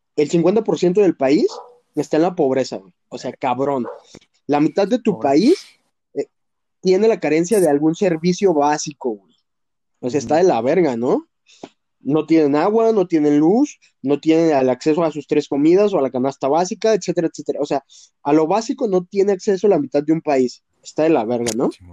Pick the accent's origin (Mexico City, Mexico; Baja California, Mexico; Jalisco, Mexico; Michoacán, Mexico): Jalisco, Mexico; Qué bueno que vivo en Jalisco, qué bueno que soy de Jalisco